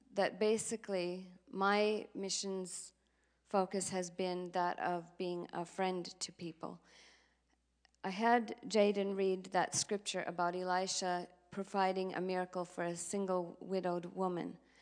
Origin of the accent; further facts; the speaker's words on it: Minneapolis, Minnesota, United States; moved away as an adult; now in Sydney, Australia; I grew up in North Minneapolis